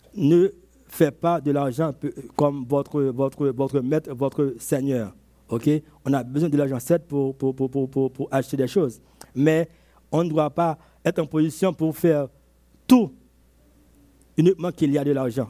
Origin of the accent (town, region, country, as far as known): Côte d’Ivoire